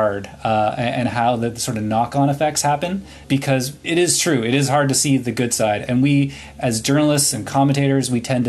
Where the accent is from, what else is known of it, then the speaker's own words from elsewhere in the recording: Halifax, Nova Scotia, Canada; also born or lived in Kanata, Ottawa; now in Ottawa, Canada; I grew up in Halifax